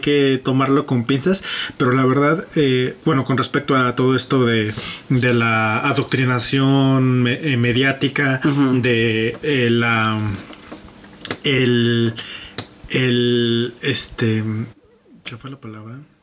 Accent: Mexico; aquí en mi país

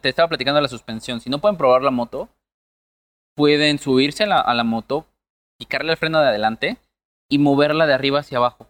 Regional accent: Mexico; Somos mexicanos

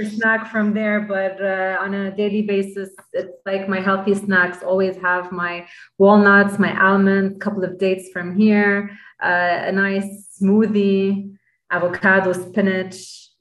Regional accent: Lebanon; I'm purely Lebanese. I'm from Lebanon.

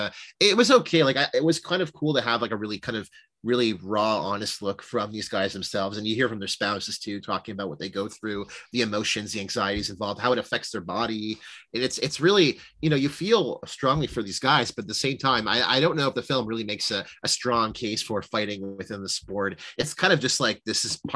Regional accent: Toronto, Ontario, Canada; Toronto is the GTA area is incredibly diverse. So there's more stories to be told there. And I grew up in it

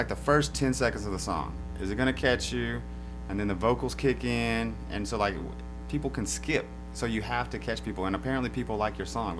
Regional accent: Lubbock, Texas, United States; moved away as an adult; now in Austin area, United States; So growing up in Lubbock

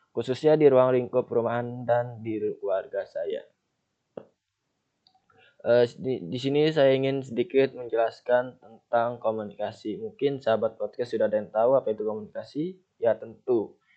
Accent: Jakarta, Indonesia; Misalkan ayah saya berasal dari Jawa, ibu saya berasal dari Sunda, dan saya sendiri berasal dari Jakarta.

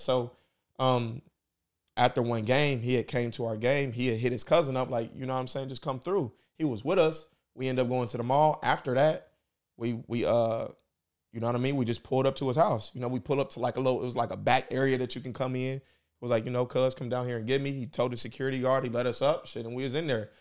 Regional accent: Indianapolis, Indiana, United States; I'm from here. I'm from Nap. This is my city. This is where I'm from. Um, I grew up on the west side, went to Ben Davis

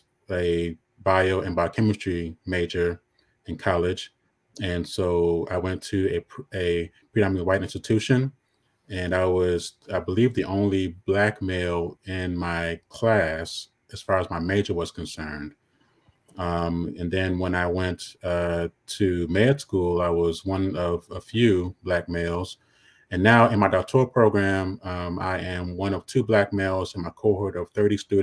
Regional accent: Chicago, Illinois, United States; moved away as an adult; now in Washington, D.C., United States; I grew up on the South Side of Chicago. I moved out here to DC in 2014

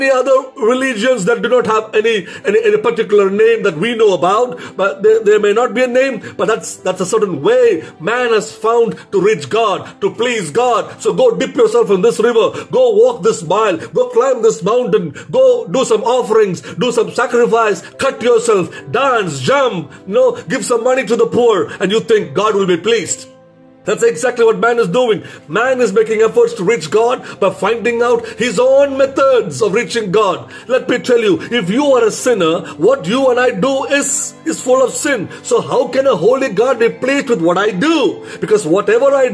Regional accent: India; being an Indian in India

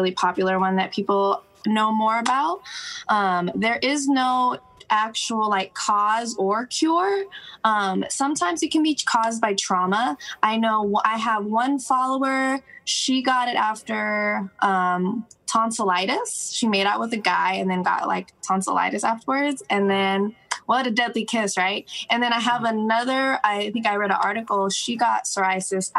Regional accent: Seattle area, Washington, United States; also born or lived in Tacoma; now in Seattle, United States; I'm born and raised in Seattle

